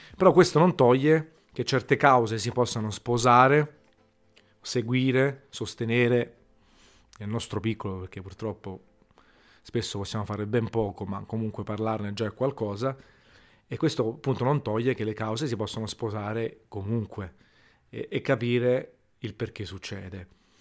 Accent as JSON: {"language": "Italian", "town": "Naples", "region": "Campania", "country": "Italy", "said": "sono napoletano e io, mica, penso che tutti, siccome sono napoletano, è orgoglioso di esserlo, adoro la mia città"}